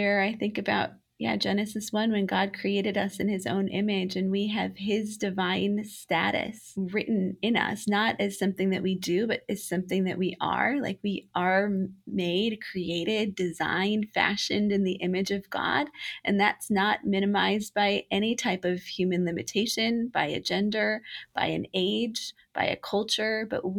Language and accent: English; Romania; I was a little girl growing up in Romania as a missionary kid